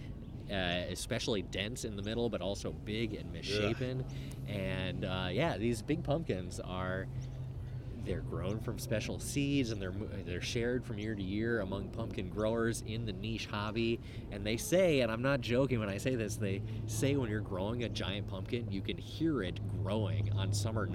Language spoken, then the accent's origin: English; Minnesota, United States; now in Melbourne, Australia; my home state in America. Of Minnesota